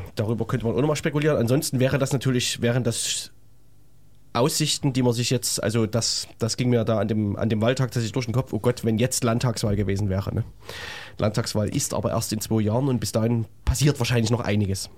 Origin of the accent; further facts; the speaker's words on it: Leipzig, Saxony, Germany; es würde mich als Leipziger tatsächlich mal interessieren